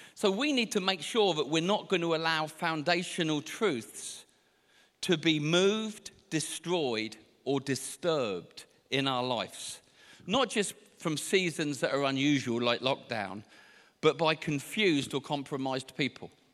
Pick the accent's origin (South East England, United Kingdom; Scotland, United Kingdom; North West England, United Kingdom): South East England, United Kingdom; Portsmouth; I can never get this word out correctly because I'm from Portsmouth